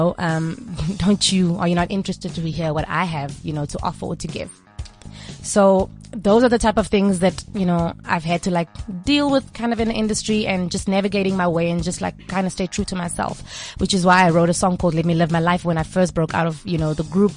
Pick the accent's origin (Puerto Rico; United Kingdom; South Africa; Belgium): South Africa; Stellenbosch, Western Cape; I come from a town called Stellenbosch, which is in Cape Town